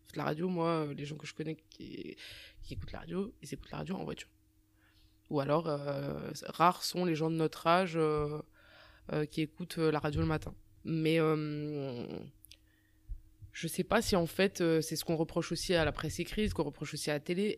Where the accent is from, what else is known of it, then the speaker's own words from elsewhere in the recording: Strasbourg, Grand Est, France; moved away as an adult; also born or lived in Rabat, Morocco; je suis, je suis, né à Strasbourg et euh, je suis né à Strasbourg, c'est ma ville.